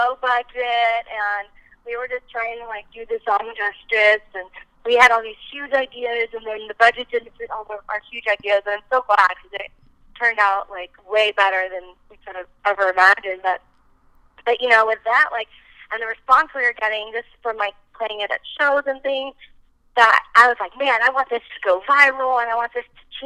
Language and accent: English; East Coast, United States; also born or lived in Nashville; now in Los Angeles, United States; growing up in the East Coast